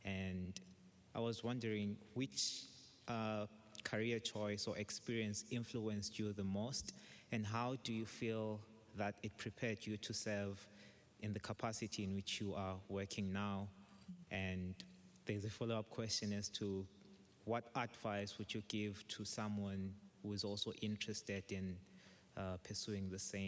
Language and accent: English; Zimbabwe; I'm from Zimbabwe.